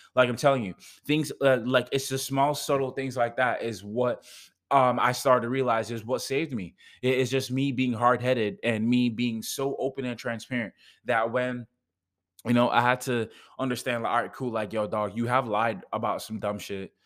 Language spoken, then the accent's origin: English; Jamaica; I'm from Jamaica